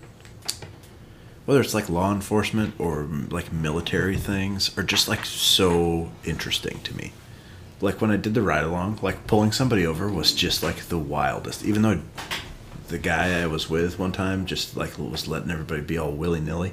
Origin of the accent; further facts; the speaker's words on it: Sharon, United States; growing up in Sharon